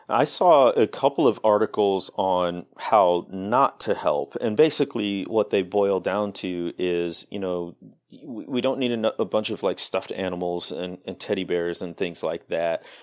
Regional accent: Midwest, United States; I grew up in the Midwest

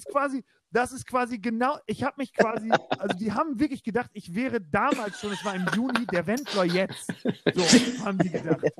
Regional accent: Bulgaria; ich meine, ich komme ja aus Bulgarien.

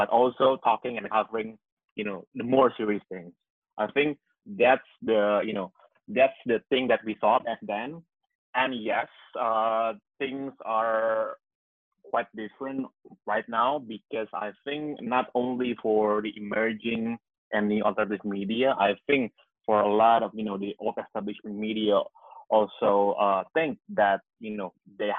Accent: Jakarta, Indonesia; I was born and bred in Jakarta

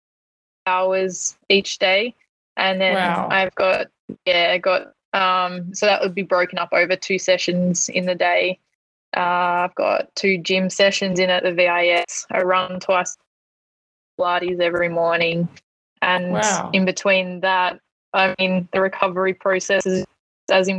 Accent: Hamilton, Victoria, Australia; moved away; back in my hometown, Hamilton

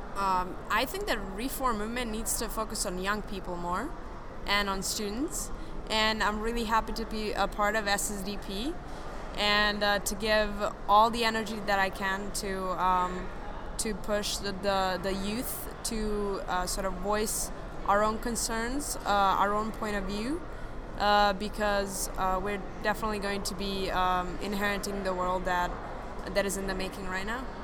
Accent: Serbia; now in France; I do live in France currently, and I'm also originally from Serbia.

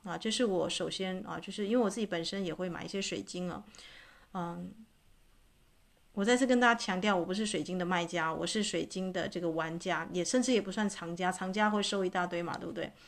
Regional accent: Taitung, Taitung County, Taiwan; moved away; 这次我回去台东啊，啊，这个我的老家

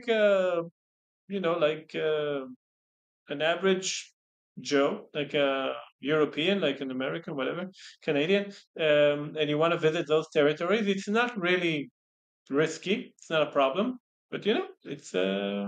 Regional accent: Israel; I don't say that I'm Israeli

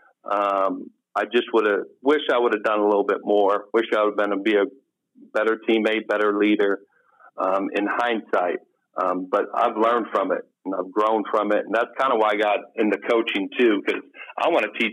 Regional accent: Jefferson City, Missouri, United States; moved away as an adult; also born or lived in East Coast, United States / Maine / Delaware; moved to Missouri. And I went to high school in Missouri at Jefferson City High School

